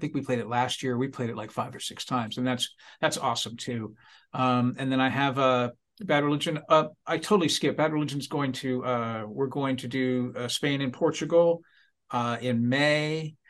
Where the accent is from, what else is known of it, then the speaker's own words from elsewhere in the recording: United States; It's a privilege for us Yanks.